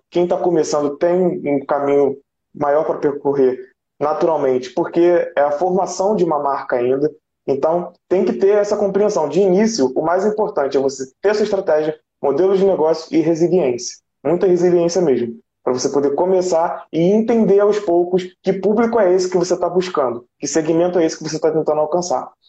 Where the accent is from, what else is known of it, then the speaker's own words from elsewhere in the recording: Rio de Janeiro, Brazil; sou daqui do Rio de Janeiro, do Rio de Janeiro, do município do Rio de Janeiro.